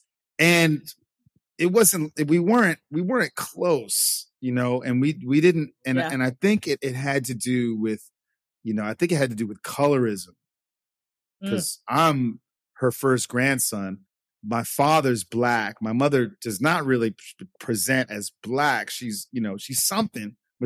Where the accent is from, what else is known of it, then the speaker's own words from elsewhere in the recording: New York City, New York, United States; moved away as an adult; also born or lived in Puerto Rico / Los Angeles / Vietnam; now in Saigon, Vietnam; I grew up in New York. I grew up in New York City.